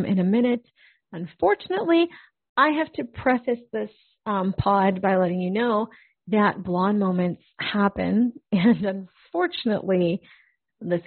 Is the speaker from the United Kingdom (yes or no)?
no; Canada; as a Canadian, grew up listening